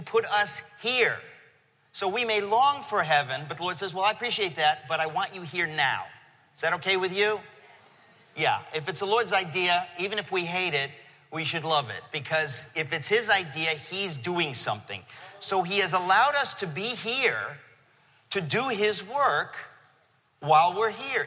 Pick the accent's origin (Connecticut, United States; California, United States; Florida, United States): Connecticut, United States; Danbury; moved away as an adult; also born or lived in Queens, New York; now in New York, United States; my real hometown is Danbury, Connecticut, okay? In 1970-something, we moved to Connecticut, and I grew up there